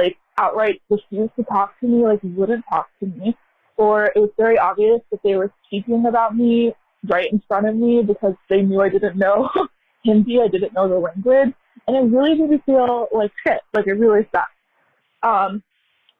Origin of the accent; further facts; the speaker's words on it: United States; I'm American, born and raised here